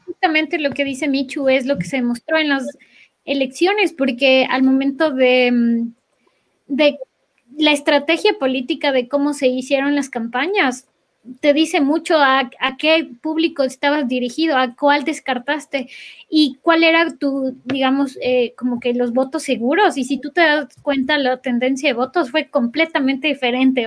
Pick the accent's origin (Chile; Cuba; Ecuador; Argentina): Ecuador; moved away as an adult